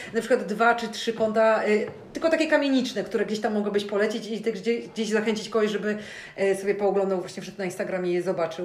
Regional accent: Szczecin, West Pomeranian Voivodeship, Poland; jestem, jakby wiesz, rodowitą szczecinianką

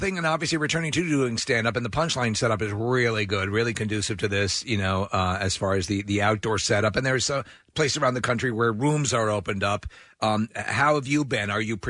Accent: New York, United States; the antiseptic thing is weird because I'm from New York and my wife has a very Long Island dialect and everyone tells me I have sort of an antiseptic speech pattern

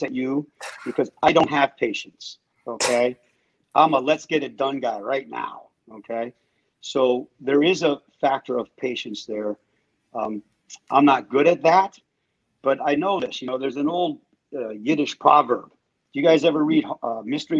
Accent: Pennsylvania, United States; moved away; I grew up in Pennsylvania

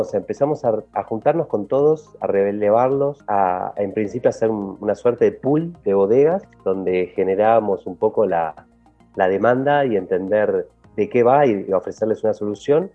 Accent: Argentina; moved away as an adult; now in Mexico City, Mexico; soy argentino, se habrán dado cuenta un poco por la melodía de la voz y, y vivo aquí en Ciudad de México hace un poquito más de tres años

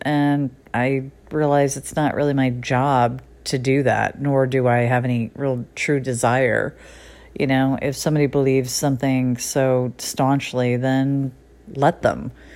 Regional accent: Connecticut, United States; now in Los Angeles, United States; I left the little town that I grew up in Connecticut

